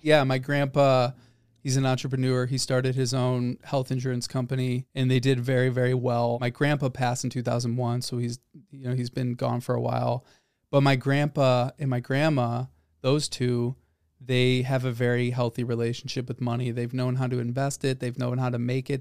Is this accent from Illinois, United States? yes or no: yes; Northbrook, Illinois, United States; I grew up in Northbrook. I said that last time. Very, very upper middle class suburb of Chicago.